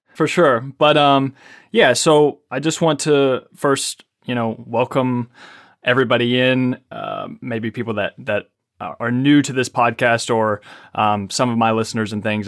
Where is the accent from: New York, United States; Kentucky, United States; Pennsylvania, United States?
Kentucky, United States; Ashland; also born or lived in Lexington, Kentucky; I was born in Ashland, Kentucky